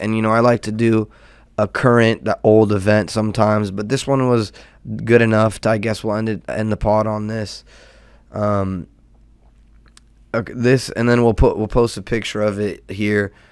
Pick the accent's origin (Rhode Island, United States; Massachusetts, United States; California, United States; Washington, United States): California, United States; Southern; born and raised in SoCal and California native